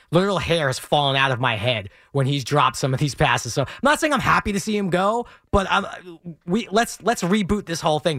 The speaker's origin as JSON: {"language": "English", "town": "New York City", "region": "New York", "country": "United States", "tie": "born or raised there", "said": "I grew up in Brooklyn, just outside of Bensonhurst"}